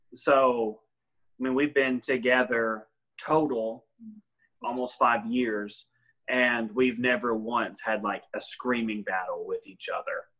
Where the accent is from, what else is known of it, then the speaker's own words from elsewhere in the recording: Smithville, United States; I was born and raised in Smithville